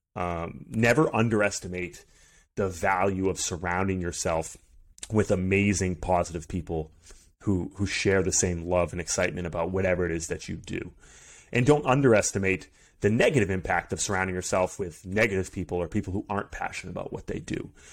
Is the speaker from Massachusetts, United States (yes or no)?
yes; Maynard, Massachusetts, United States; I grew up in Maynard, Massachusetts